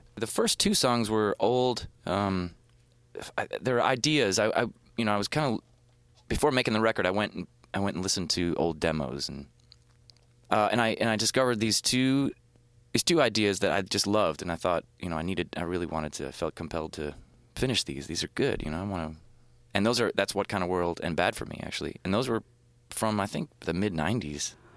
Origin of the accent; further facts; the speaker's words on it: right outside New Orleans, Louisiana, United States; I grew up in Louisiana, right outside New Orleans.